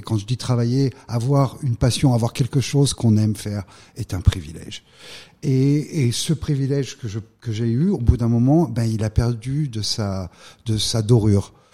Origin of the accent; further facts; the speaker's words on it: Valence, Auvergne-Rhône-Alpes, France; moved away as an adult; also born or lived in Lyon; now in United States; Je viens d'une petite ville euh, de la Drôme, je viens de Valence. Euh, j'ai eu euh, la chance de grandir dans, cette région